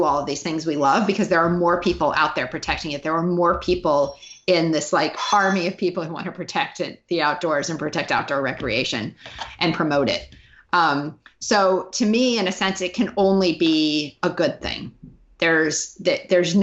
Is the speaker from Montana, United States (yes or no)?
yes; Montana, United States; moved away; I'm from Montana.